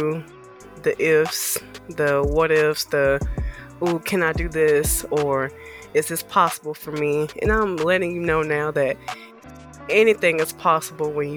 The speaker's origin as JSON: {"language": "English", "region": "the South", "country": "United States", "also_born_or_lived": "Birmingham", "said": "I am from the South."}